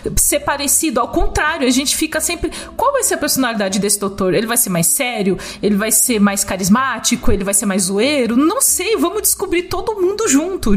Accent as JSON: {"language": "Portuguese", "town": "Cajamar", "region": "São Paulo", "country": "Brazil", "said": "não tem nada na minha terra, assim, eu gosto muito de Cajamar, mas nada acontece"}